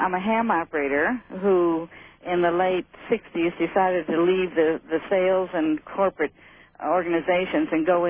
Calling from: Pahrump, Nevada, United States; also born or lived in Honolulu

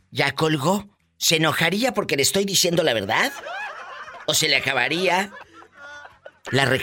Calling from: Sacramento, California, United States; Soy de Sacramento, viva, ya te olvidaste de mí tan rápido. De Sacramento, California.

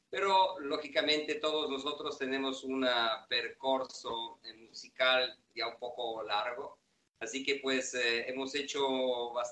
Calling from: Turin, Piedmont, Italy; nosotros somos Stalin Steel de Band y efectivamente les saludamos desde Turín, Italia.

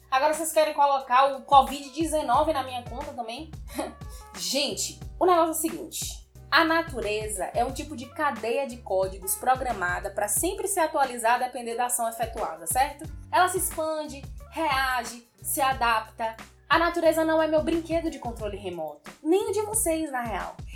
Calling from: Feira de Santana, Bahia, Brazil; eu sou aqui do Bahia, mais especificamente de Feira de Santana.

